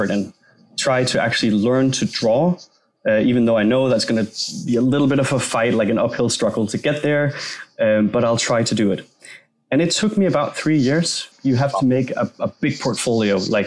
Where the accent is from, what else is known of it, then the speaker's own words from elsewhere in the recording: Denmark; English is a second language; I'm from Denmark, so English is not my native language.